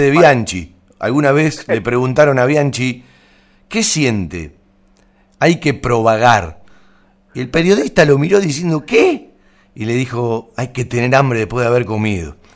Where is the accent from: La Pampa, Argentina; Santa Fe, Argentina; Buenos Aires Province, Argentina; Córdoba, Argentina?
Buenos Aires Province, Argentina; Banfield; born or raised there